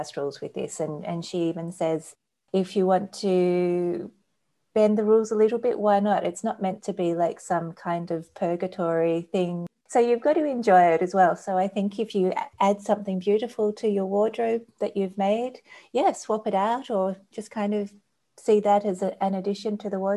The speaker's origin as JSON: {"language": "English", "country": "Australia", "said": "being an Australian and a summer person"}